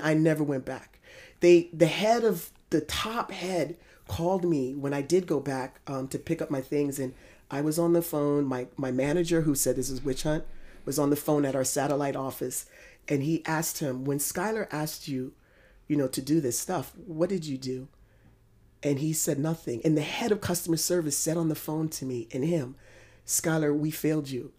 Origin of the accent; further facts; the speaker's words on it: United States; as an American